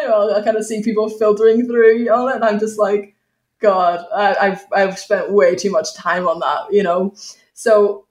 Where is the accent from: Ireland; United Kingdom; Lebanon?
Ireland; accent: Irish